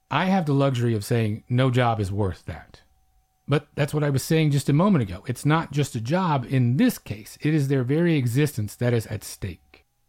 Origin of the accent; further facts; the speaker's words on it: Oklahoma, United States; coming from my end of things out on the Great Plains